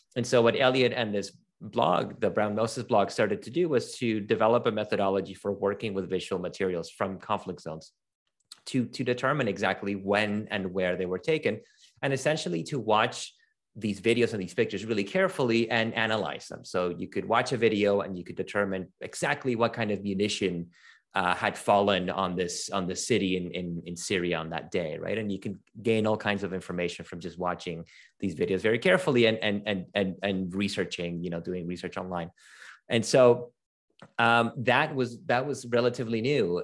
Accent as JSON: {"language": "English", "country": "Venezuela", "also_born_or_lived": "Toronto", "moved": "yes", "said": "I'm originally from Venezuela"}